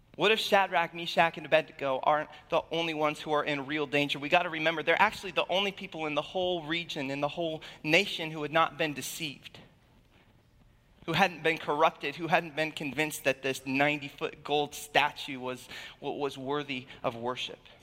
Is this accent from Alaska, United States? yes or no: yes; Alaska, United States; moved away; I was born and raised in Alaska